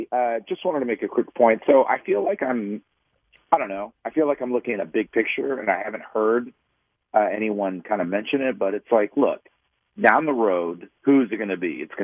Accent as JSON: {"language": "English", "town": "Kansas City", "region": "Missouri", "country": "United States", "tie": "born or raised there", "said": "I was born and raised in Kansas City. I'm 42 years old."}